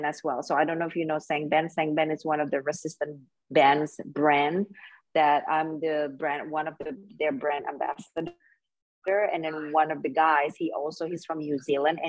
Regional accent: Indonesia; I'm from Indonesia and this is my first time

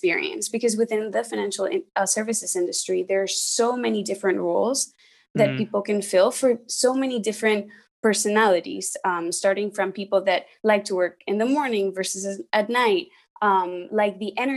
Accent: Spain; moved away as an adult; now in United States; I'm from Spain. I studied in the US and work here in the US

